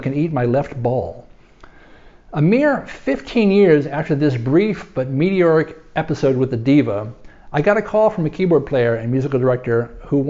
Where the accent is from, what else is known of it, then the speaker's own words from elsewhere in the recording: New York, United States; New York